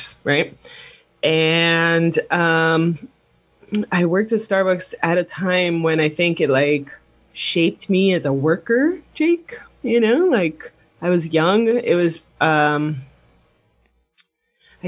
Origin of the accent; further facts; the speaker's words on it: Miami, Florida, United States; I'm from Miami